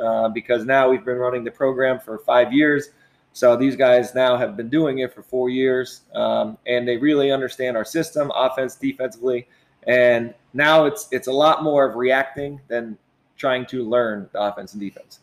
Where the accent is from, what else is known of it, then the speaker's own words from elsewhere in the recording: Pennsylvania, United States; moved away as an adult; now in Middletown, United States; I'm actually from Pennsylvania.